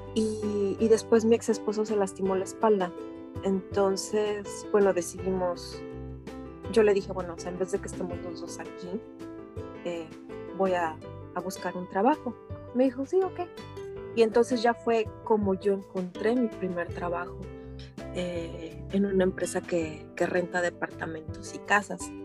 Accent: Mexico City, Mexico; moved away as an adult; now in Edmonton, Canada; yo nací en México, en el Distrito Federal, y pues mi, infancia fue, fue, fue normal, o sea, muy bonita

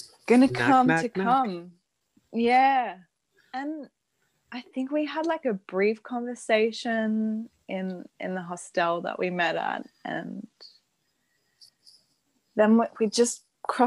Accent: Sydney, New South Wales, Australia; moved away as an adult; also born or lived in Denmark; I'm from Australia. I live in Sydney now, where I was born.

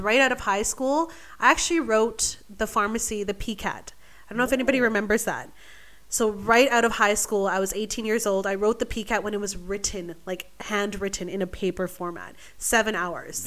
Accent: Vancouver, British Columbia, Canada; moved away as an adult; now in Australia; originally, I'm from Vancouver, British Columbia, the beautiful Pacific Northwest

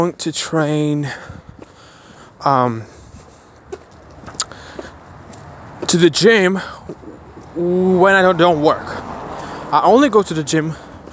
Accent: Kyiv, Ukraine; I was born in Chernobyl. Chernobyl affected zone in Ukraine, in Kiev

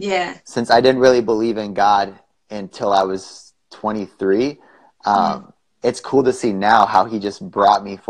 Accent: Wisconsin, United States; moved away as an adult; now in Arizona, United States; I grew up in Wisconsin and moved to Arizona a couple years ago.

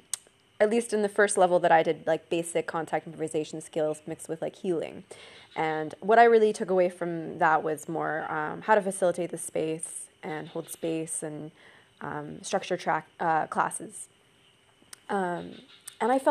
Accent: Canada; I'm Canadian

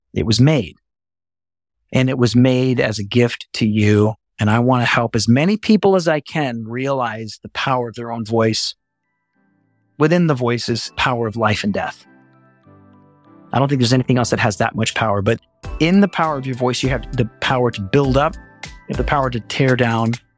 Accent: Texas, United States; I'm from Texas

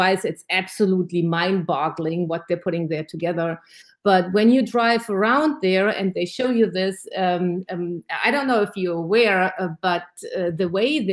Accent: Germany; now in Georgia, United States; I'm originally from Germany

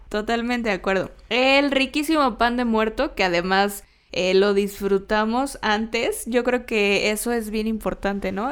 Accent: Mexico; nosotros como mexicanos

